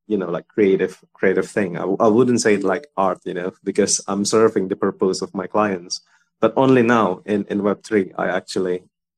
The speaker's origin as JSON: {"language": "English", "country": "Indonesia", "said": "I'm from Indonesia"}